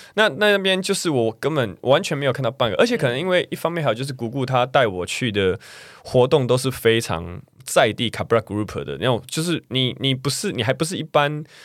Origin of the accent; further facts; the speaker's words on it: Taiwan; 因为我是台湾人